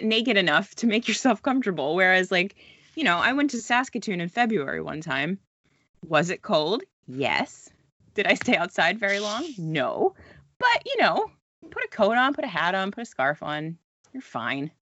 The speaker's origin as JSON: {"language": "English", "country": "United States", "moved": "as an adult", "lives_now": "Halifax, Canada", "said": "I am an American who tried to move to Canada"}